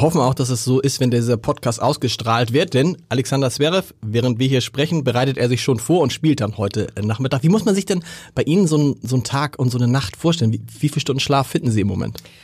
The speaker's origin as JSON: {"language": "German", "region": "Hamburg", "country": "Germany", "accent": "harter Hamburger Dialekt", "said": "mein harter Hamburger Dialekt"}